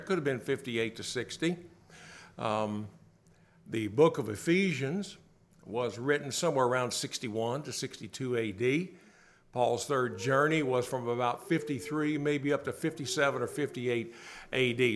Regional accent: Bowling Green, Kentucky, United States; I grew up in Bowling Green, not far from there, about an hour, Kentucky

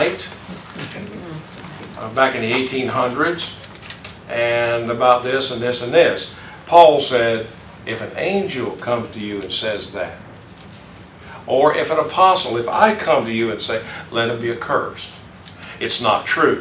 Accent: the South, United States; I growing up in the South

